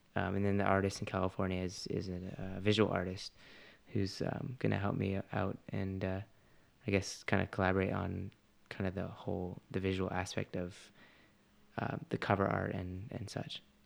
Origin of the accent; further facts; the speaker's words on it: Canada; I'm Canadian